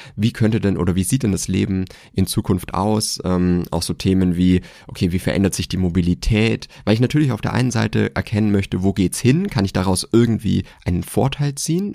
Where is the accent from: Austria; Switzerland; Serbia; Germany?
Germany; Swabia; ich bin gebürtiger Schwabe